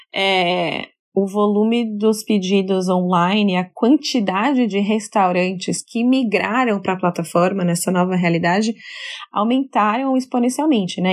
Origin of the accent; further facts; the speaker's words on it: São Paulo, Brazil; moved away as an adult; now in New York, United States; sou brasileira da cidade de São Paulo, hoje moro em Nova York